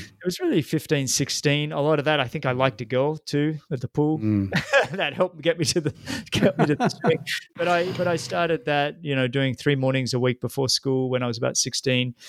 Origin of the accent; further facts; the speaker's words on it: Australia; growing up in Australia